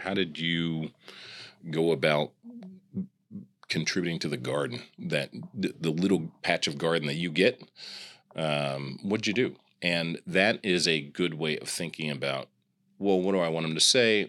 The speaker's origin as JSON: {"language": "English", "town": "Kansas City", "country": "United States", "also_born_or_lived": "Grinnell, Iowa", "said": "I'm from the Midwest. I'm from Kansas City"}